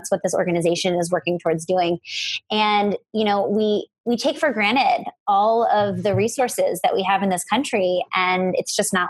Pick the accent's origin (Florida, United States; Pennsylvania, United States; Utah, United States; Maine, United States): Pennsylvania, United States; Philadelphia; now in Los Angeles, United States; It was in Philly last year, which is my hometown. And now it's in LA, which is where I live.